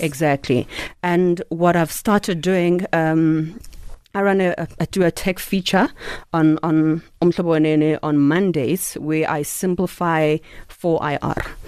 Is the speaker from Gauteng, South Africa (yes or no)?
no; Eastern Cape, South Africa; I'm Xhosa from the Eastern Cape, so this is how we speak